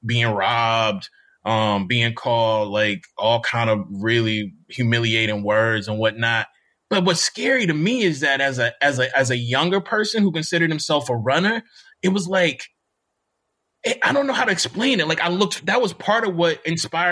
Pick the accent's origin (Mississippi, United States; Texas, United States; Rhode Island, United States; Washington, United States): Mississippi, United States; Jackson; moved away as an adult; also born or lived in Bloomington, Indiana; I'm still from Mississippi